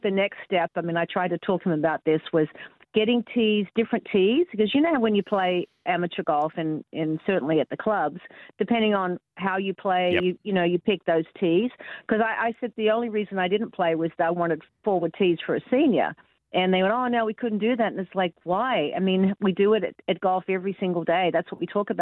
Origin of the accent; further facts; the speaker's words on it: Sydney, New South Wales, Australia; moved away as an adult; now in Tampa, United States; my hometown in Sydney